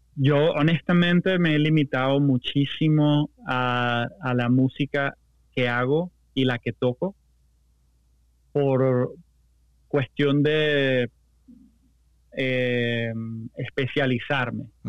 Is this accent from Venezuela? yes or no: yes; Venezuela; moved away; yo soy ultra venezolano